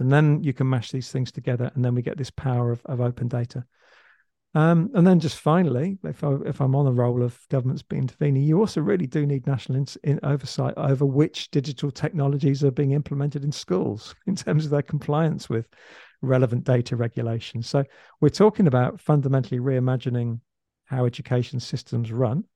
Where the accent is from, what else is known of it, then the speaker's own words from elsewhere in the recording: England, United Kingdom; now in Australia; I'm actually English, so I, I used to live in England, now I live in Australia.